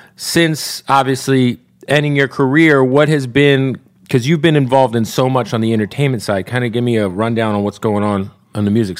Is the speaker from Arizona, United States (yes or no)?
yes; Phoenix, Arizona, United States; I remember growing up in Phoenix